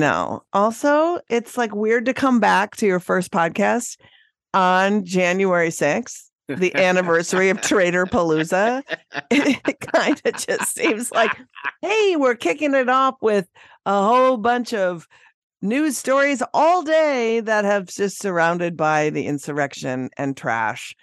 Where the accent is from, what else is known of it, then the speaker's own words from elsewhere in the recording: Minnesota, United States; moved away; My home state of Minnesota